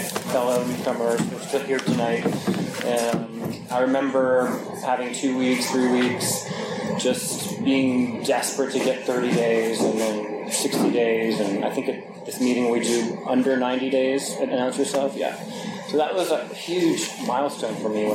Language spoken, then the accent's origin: English; New York, United States; I grew up in New York